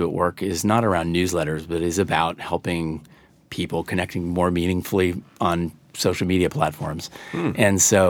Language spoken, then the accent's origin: English; Iowa, United States; I sing with a little bit of a twang, I'm told, which is bizarre because I'm from Iowa